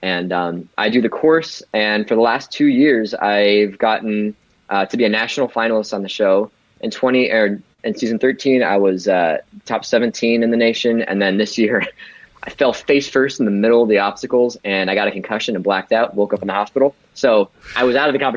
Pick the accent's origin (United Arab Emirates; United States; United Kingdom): United States; I'm going to talk as an American